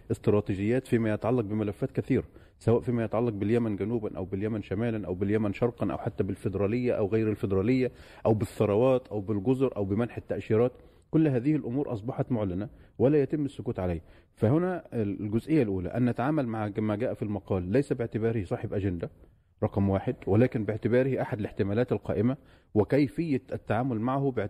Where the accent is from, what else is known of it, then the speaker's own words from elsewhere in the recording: Yemen; وبالتالي هنا كيمني يجب أن يتعامل أتعامل مع هذه الأوراق